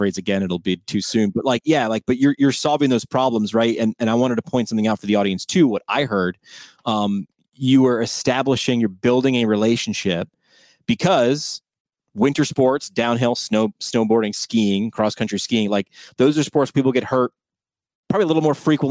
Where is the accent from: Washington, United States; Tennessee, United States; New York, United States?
New York, United States; I'm from New York.